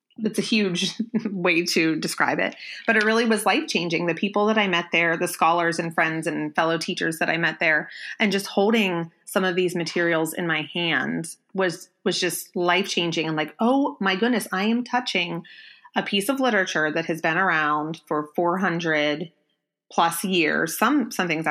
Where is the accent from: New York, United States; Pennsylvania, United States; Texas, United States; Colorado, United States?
Pennsylvania, United States; Chambersburg; my hometown, which is Chambersburg, mm-hmm. Pennsylvania